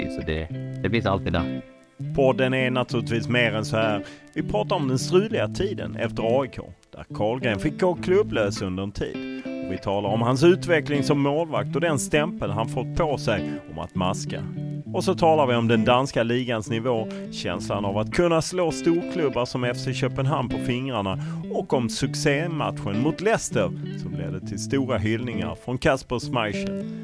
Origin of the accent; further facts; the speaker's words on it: Sweden; moved away as an adult; now in Randers, Denmark; hemma i Sverige